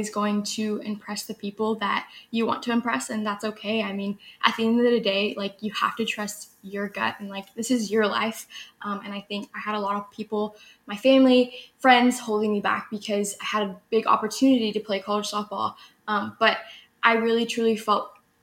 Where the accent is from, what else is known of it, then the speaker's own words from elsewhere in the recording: Austin, Texas, United States; I'm from Austin, Texas